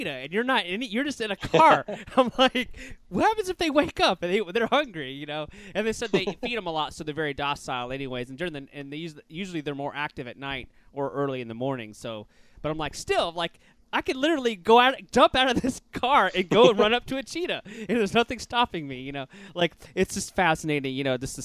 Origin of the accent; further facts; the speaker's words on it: Louisiana, United States; now in Florida, United States; I'm from Louisiana, which wasn't that far away. So we frequented Disney a lot growing up. And now, obviously, we live in Florida